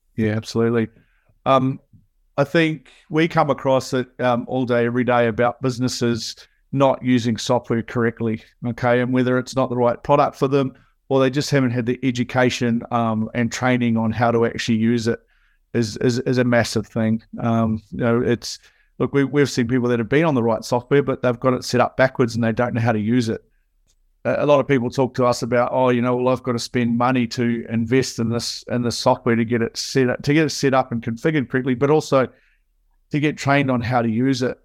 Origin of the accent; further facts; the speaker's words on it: New Zealand; as you can hear, I'm a Kiwi. So, um, in New Zealand, growing up